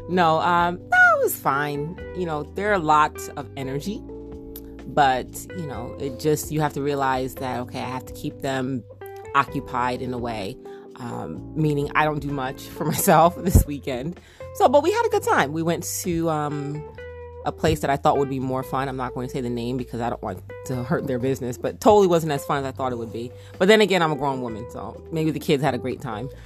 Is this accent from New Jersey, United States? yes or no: yes; New Jersey, United States; accent: Jersey twang; a Jersey little twang